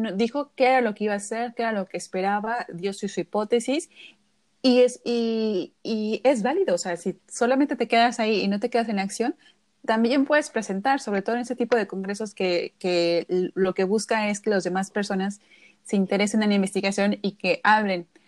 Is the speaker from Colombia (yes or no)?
no; Mexico; nosotros como mexicanos